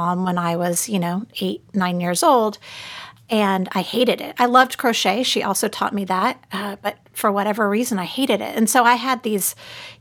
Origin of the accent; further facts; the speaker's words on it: Southern California, United States; now in Austin, United States; I grew up in Southern California